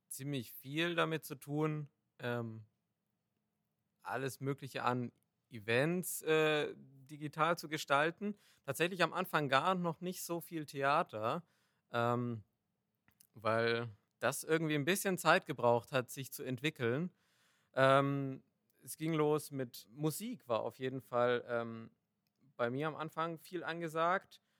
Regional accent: Nuremberg, Bavaria, Germany; born there; now in Düsseldorf, Germany

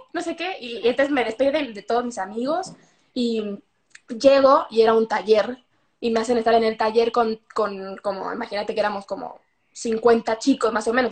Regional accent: Mexico; moved away; soy de México

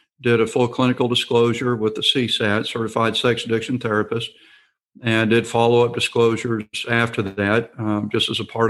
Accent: Houston, Texas, United States; We are from Houston, Texas.

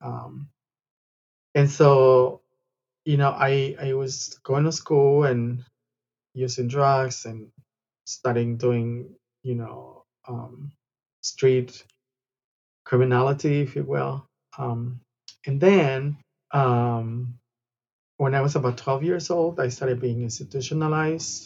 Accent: Guadalajara, Jalisco, Mexico; now in Los Angeles, United States; I'm originally from Guadalajara, Mexico. I was born and raised in Guadalajara

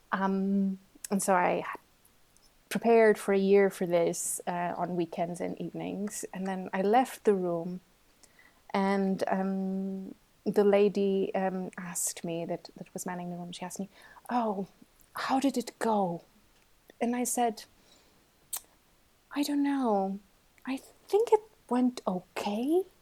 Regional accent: Porto, Norte, Portugal; moved away as an adult; now in Switzerland; I'm originally from Portugal.

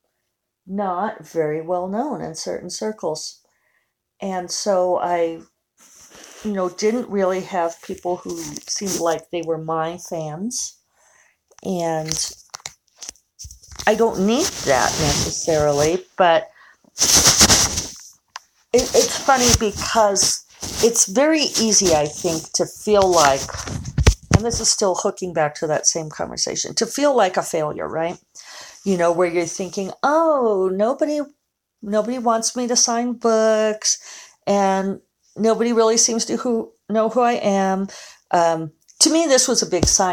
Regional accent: Denver, Colorado, United States; moved away; go up to Denver, which is my hometown.

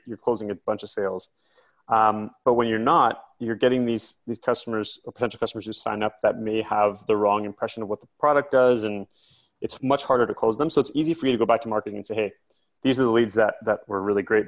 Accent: near Silicon Valley, California, United States; also born or lived in Vancouver, Canada; now in London, United Kingdom; I grew up in, in California, I grew up near Silicon Valley, and I then spent the last 10 years in Vancouver, Canada

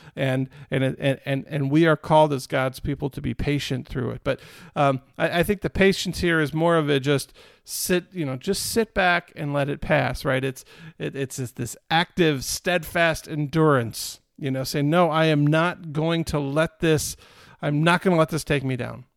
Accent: United States

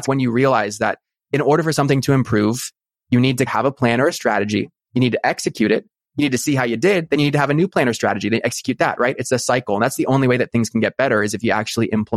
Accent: Newport Beach, California, United States; born or raised there

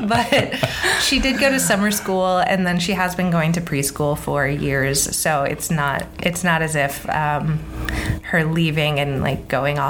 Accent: United States; accent: American; also born or lived in Scotland; With my American accent.

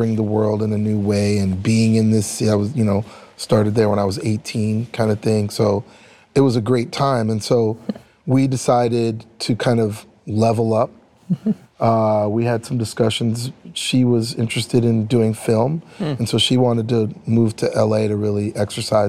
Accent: Ottawa, Ontario, Canada; also born or lived in New York; now in Los Angeles, United States; I grew up in Ottawa, Canada

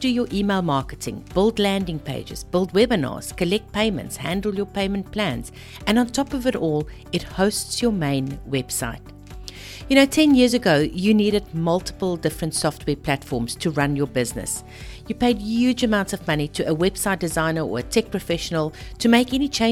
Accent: South Africa; moved away as an adult; also born or lived in Zimbabwe / Australia; now in Australia and South Africa; I'm actually South African born and bred, married to a Zimbabwean

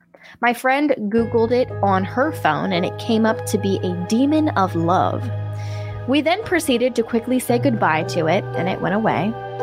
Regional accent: Bulgaria; I should mention that I am from Bulgaria and am an Eastern Orthodox.

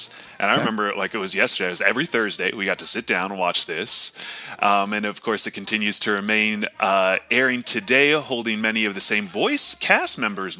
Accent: Connecticut, United States; growing up in Connecticut

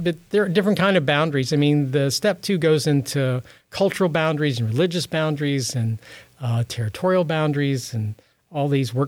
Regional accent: Midwest, United States; I grew up in the Midwest

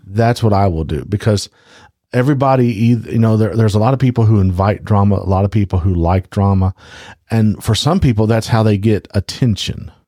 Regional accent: Louisiana, United States; I am from Louisiana

